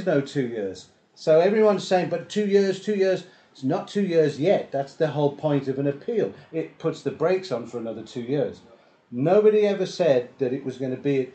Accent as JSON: {"language": "English", "country": "South Africa", "said": "we're from South Africa"}